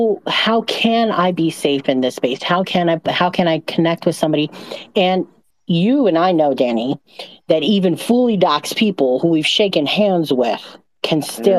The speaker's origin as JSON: {"language": "English", "town": "Las Vegas", "region": "Nevada", "country": "United States", "said": "I'm from Las Vegas. I'm a Sin City girl."}